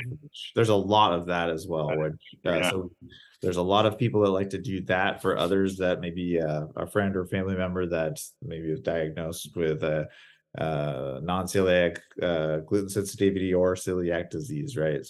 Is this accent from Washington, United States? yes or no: yes; Seattle, Washington, United States; I hail from the Pacific Northwest, Seattle area